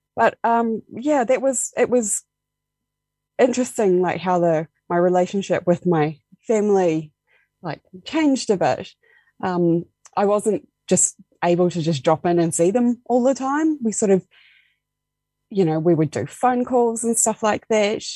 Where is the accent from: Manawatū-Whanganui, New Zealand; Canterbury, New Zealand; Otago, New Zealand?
Otago, New Zealand; Dunedin; moved away as an adult; now in Invercargill, New Zealand; I moved originally from Dunedin. That's where I grew up.